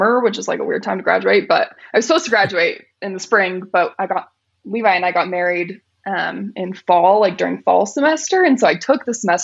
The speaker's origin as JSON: {"language": "English", "town": "Riverton", "region": "Utah", "country": "United States", "tie": "born or raised there", "also_born_or_lived": "Murray, Utah", "said": "I've lived in Riverton my whole life."}